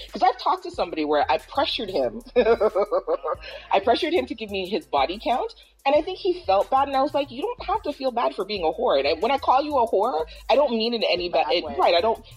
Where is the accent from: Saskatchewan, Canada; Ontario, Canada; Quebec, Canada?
Ontario, Canada; Toronto; I'm from Toronto